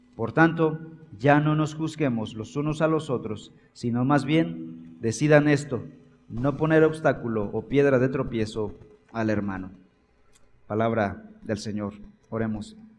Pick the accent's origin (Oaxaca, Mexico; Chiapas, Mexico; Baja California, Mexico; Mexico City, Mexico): Chiapas, Mexico; yo soy casi centroamericano, soy chiapaneco.